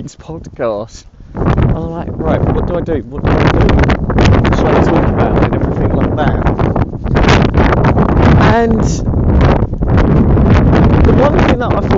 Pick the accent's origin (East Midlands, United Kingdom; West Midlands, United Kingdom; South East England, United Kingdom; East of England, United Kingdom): East of England, United Kingdom; Essex; accent: posh; also born or lived in London; obviously I now live in Essex and have lived here for over 20 years